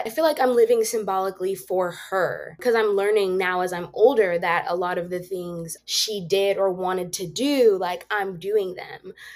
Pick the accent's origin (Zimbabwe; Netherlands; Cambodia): Zimbabwe; I was born in Zimbabwe